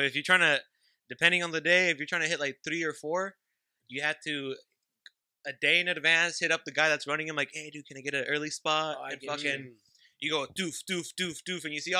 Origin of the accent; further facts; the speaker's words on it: Mexico; also born or lived in Santa Ana, California; now in Fullerton, United States; born in Mexico. I crossed over, lived in Santa Ana for a bit, and I live in Fullerton.